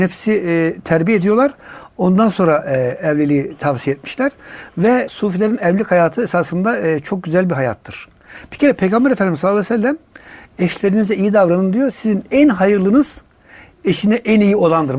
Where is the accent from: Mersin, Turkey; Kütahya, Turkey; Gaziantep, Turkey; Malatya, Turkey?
Kütahya, Turkey; Tavşanlı; moved away as an adult; also born or lived in England; now in Istanbul, Turkey; 1968 Kütahya Tavşanlı doğumluyum